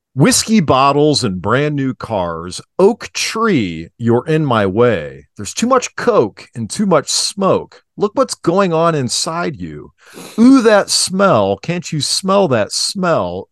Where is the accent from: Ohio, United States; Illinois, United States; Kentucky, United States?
Ohio, United States; Cuyahoga Falls; also born or lived in Akron, Ohio; I grew up in Cauga Falls too